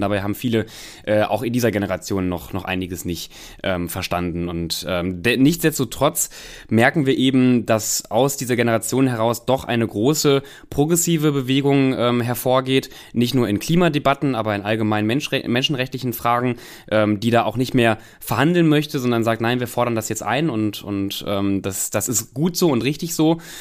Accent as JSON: {"language": "German", "region": "North Rhine-Westphalia", "country": "Germany", "also_born_or_lived": "Cologne", "moved": "yes", "said": "ich komme ja ähm, ursprünglich aus Nordrhein-Westfalen, habe lange in Köln gelebt"}